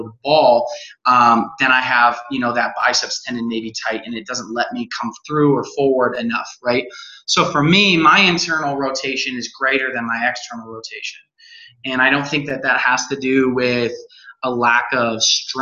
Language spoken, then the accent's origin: English; Colorado, United States; now in Utah, United States; I was born and raised in Colorado